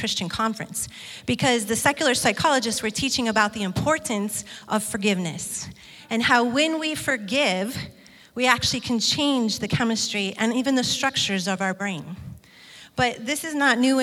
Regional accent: Detroit, Michigan, United States; moved away; Brian and I grew up in Michigan in an area of Detroit

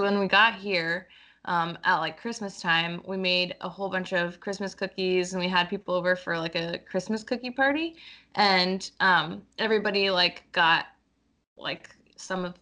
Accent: Pennsylvania, United States; moved away as an adult; also born or lived in Virginia / Indianapolis; now in Seattle, United States; I grew up in Pennsylvania

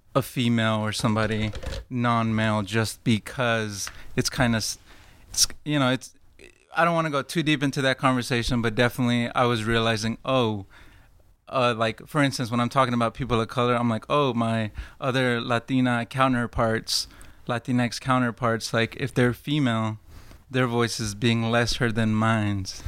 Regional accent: Fort Worth, Texas, United States; now in Dallas, United States; I'm from Fort Worth

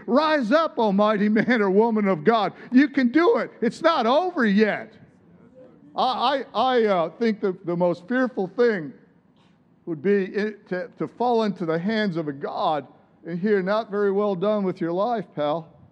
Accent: Midwest, United States; where I grew up in the Midwest

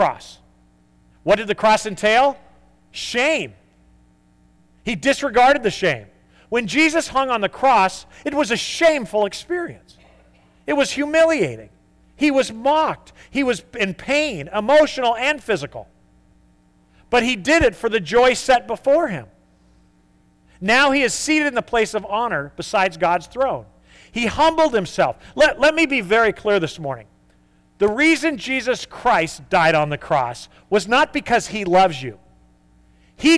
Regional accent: United States; we are type A American

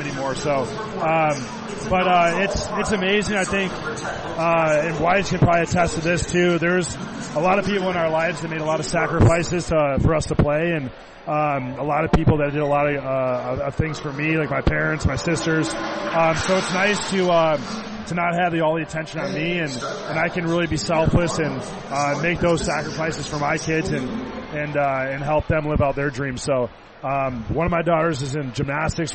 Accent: Michigan, United States; moved away as an adult; now in Indianapolis, United States; I grew up in Michigan

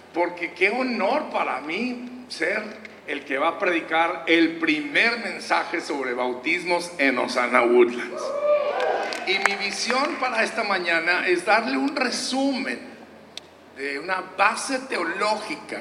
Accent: Durango, Mexico; moved away; de pequeños pueblos allá en el estado de Durango, de donde yo soy, y nos, gracias, un durangueño por ahí orgulloso

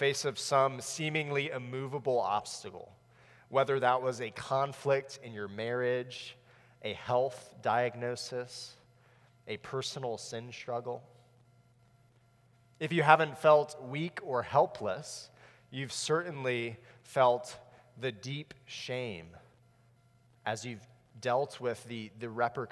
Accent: South Florida, United States; I grew up in South Florida

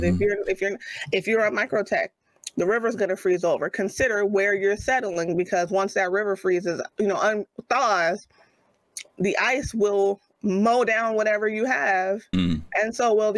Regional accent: Louisiana, United States; I'm from Louisiana

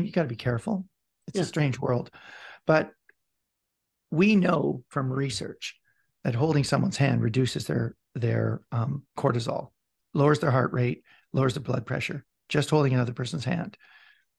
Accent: Vancouver, British Columbia, Canada; I'm from Vancouver

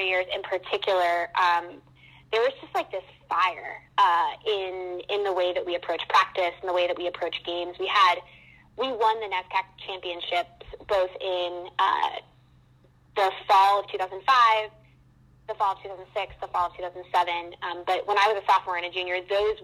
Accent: Wolfeboro, New Hampshire, United States; moved away as an adult; now in New York City, United States; I grew up in a really small town in New Hampshire called Wolfsboro, New Hampshire.

